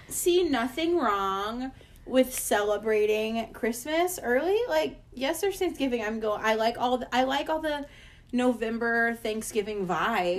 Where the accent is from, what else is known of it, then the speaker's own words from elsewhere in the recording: the South, United States; I'm from the South